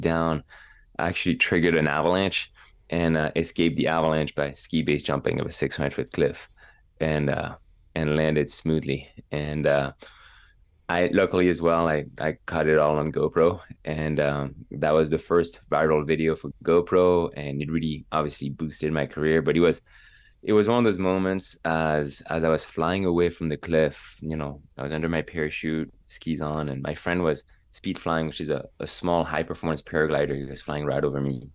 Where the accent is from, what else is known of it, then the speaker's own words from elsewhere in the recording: Megève, Auvergne-Rhône-Alpes, France; English is a second language; moved away as an adult; also born or lived in Evreux, France; now in United States; my hometown of Megève in the Alps